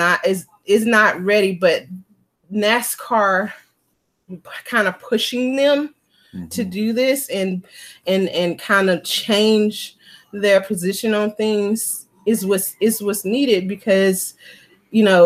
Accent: Mississippi, United States; I grew up in the South, I grew up in Mississippi

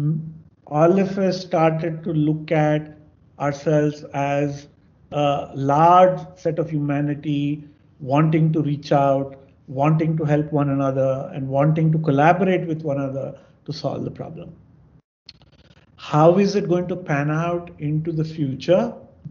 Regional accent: Andhra Pradesh, India; I'm from Andhra

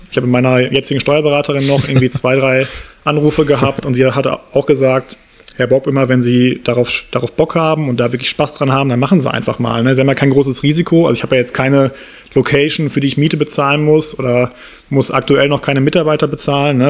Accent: Essen, North Rhine-Westphalia, Germany; moved away as an adult; also born or lived in Saarbrücken / Berlin / Munich; bin dann äh, aus dem Saarland wieder zurück in meine Heimatstadt Essen gezogen

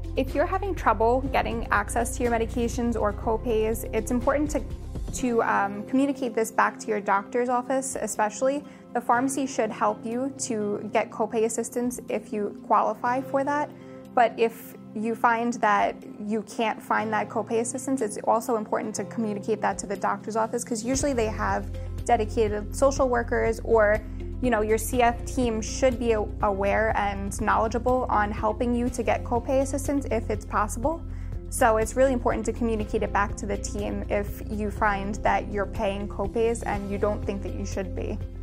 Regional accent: New York City, New York, United States; I'm from Staten Island

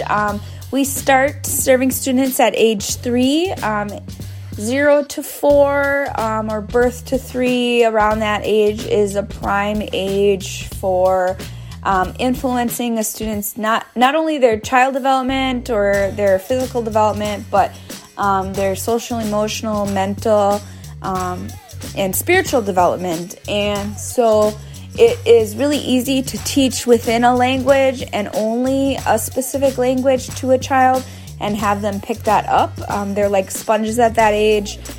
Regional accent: Oneida Nation of Wisconsin, United States; I'm from the Oneida Nation of Wisconsin

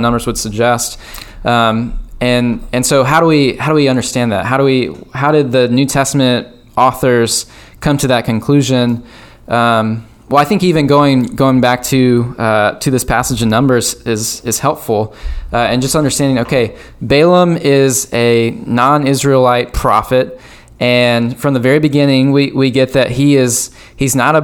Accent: United States; being an American

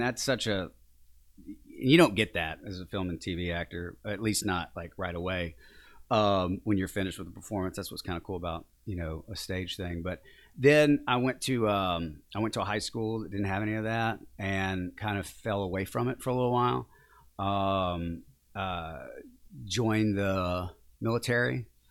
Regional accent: Mooringsport, Louisiana, United States; also born or lived in Shreveport, Louisiana / Baton Rouge, Louisiana; I grew up in a, a very small town, it's twenty miles north of, I was born in Shreveport because they're you know, no hospitals in Morningsport, Louisiana, but that's actually where I'm from

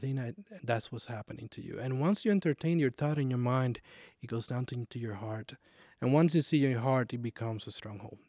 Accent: Puerto Rico; moved away as an adult; also born or lived in Nashville, Tennessee; when I moved from Puerto Rico in, uh, two thousand ten, I moved to Nashville, Tennessee

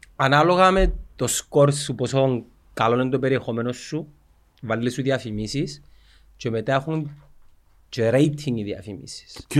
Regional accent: Cyprus; Κύπρος είναι η πατρίδα μου, είναι η χώρα μου

